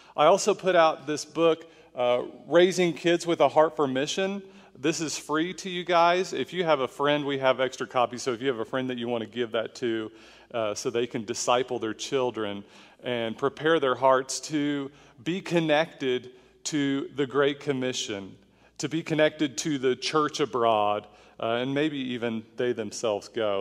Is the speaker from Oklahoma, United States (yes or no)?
yes; Oklahoma, United States; a kid growing up in Oklahoma